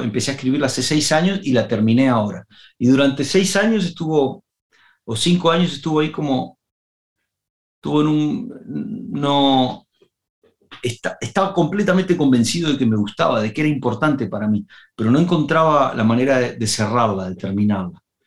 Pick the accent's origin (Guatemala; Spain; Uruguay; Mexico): Uruguay; moved away; Me había ido de Uruguay y tenía nostalgia de mi tierra